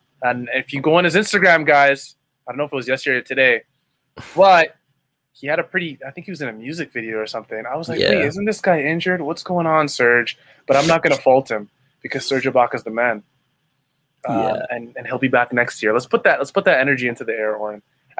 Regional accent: Canada; also born or lived in Ontario; But I love being Canadian. I just don't love being, you know, living in Ontario at this present moment.

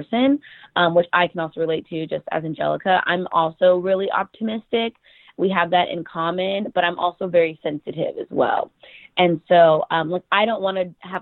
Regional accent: United States; born or raised there

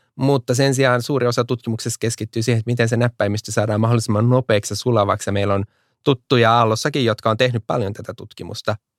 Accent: Finland

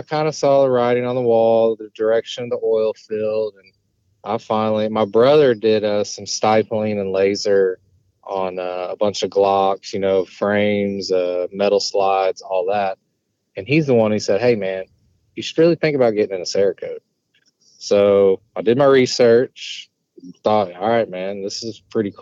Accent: Fort Worth, Texas, United States; moved away as an adult; now in Lafayette, United States; I'm originally from Fort Worth, Texas

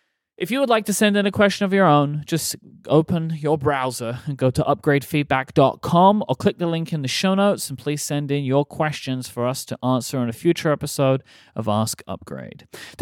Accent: United Kingdom; now in United States; Oh, I don't have that anymore. I lost that a long time ago. You Americans took that away from me.

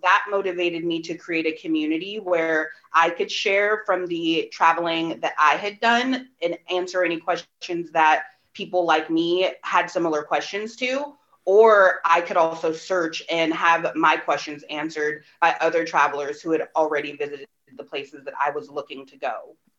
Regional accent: Bay Area, California, United States; my hometown

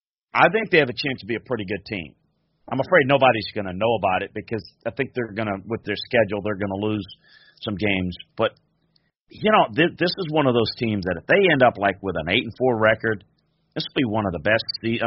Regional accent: Louisiana, United States; growing up in South Louisiana, we didn't have much Chinese food.

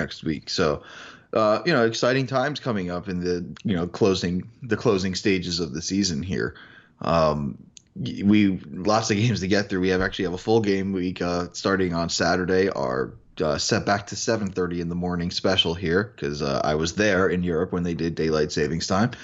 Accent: New York, United States; I'm a New Yorker

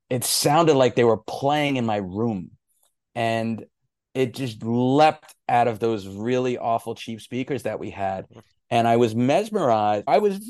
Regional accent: New York, United States; Growing up in New York, we had these rock stations. There were two big rock stations in New York.

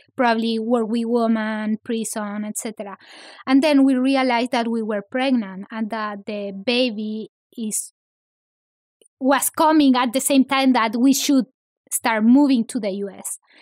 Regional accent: Santiago, Santiago Metropolitan Region, Chile; English is a second language; moved away as an adult; now in Los Angeles, United States; I grew up in Santiago

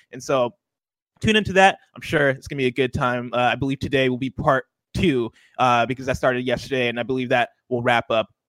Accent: central Illinois, United States; moved away; I did come up in Illinois, and I grew up in Illinois, which has, I feel like, the extremes of all the seasons. Like summer is really hot in central Illinois, and then winter is just freezing cold

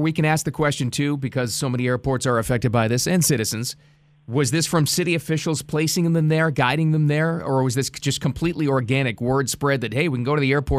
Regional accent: Boston, Massachusetts, United States; now in South Florida, United States; I'm from Boston.

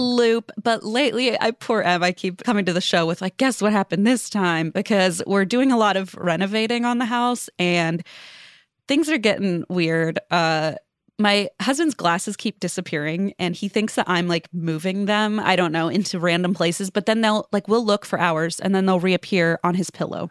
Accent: Cincinnati, Ohio, United States; moved away as an adult; also born or lived in Los Angeles; now in Northern Kentucky, United States; I moved back to my hometown of Cincinnati during COVID, but, uh, it's Northern Kentucky area.

